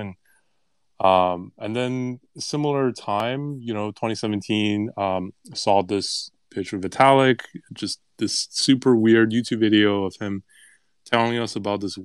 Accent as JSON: {"language": "English", "country": "Canada", "said": "I'm Canadian"}